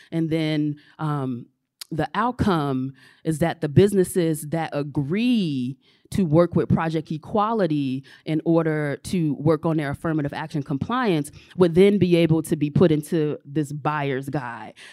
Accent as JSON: {"language": "English", "town": "Chicago", "region": "Illinois", "country": "United States", "moved": "yes", "said": "I'm originally from Chicago"}